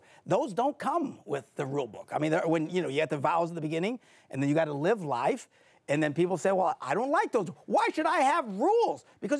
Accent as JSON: {"language": "English", "town": "Green Bay", "region": "Wisconsin", "country": "United States", "said": "I'm from Green"}